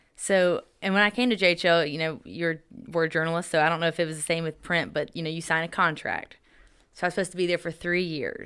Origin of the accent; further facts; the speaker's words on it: Greer, South Carolina, United States; now in Johnson City, United States; I'm from Greer, South Carolina